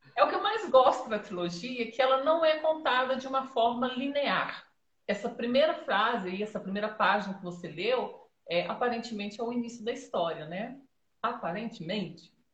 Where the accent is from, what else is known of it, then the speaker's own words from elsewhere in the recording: Dores de Campos, Minas Gerais, Brazil; Eu sou aqui de Dores de Campos, Minas Gerais